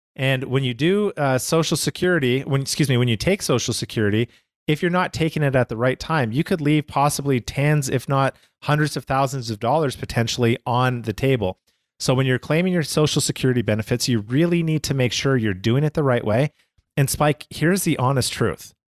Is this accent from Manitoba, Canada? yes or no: no; Calgary, Alberta, Canada; now in United States; growing up in Canada